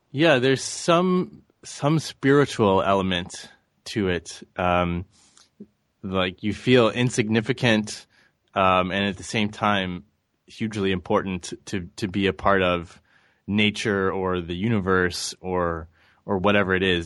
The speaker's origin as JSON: {"language": "English", "town": "St. Louis", "region": "Missouri", "country": "United States", "tie": "born or raised there", "said": "I grew up in Saint Louis, Missouri"}